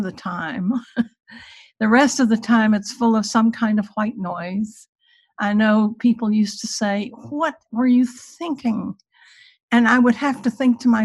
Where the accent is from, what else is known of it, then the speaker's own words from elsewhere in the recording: Virginia, United States; I grew up in Virginia in the Jim Crow era